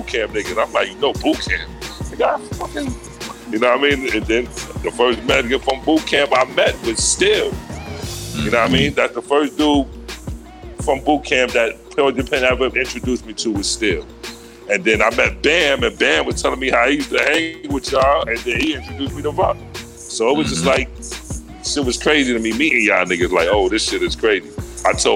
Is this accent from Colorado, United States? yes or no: no; New York, United States; born or raised there